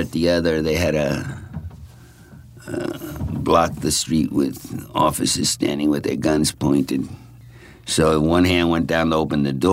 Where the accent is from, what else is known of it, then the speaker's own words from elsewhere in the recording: Babylon, New York, United States; also born or lived in Brooklyn, New York; We moved from Brooklyn to Babylon when I was in the third grade or second grade